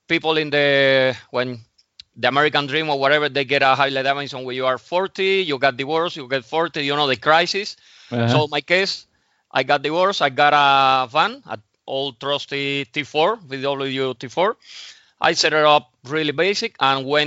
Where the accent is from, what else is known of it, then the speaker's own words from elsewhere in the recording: Havana, Cuba; moved away as an adult; also born or lived in Moscow, Russia / Mallorca; now in Spain; So I actually grew up in Havana, in Cuba, for 28 years.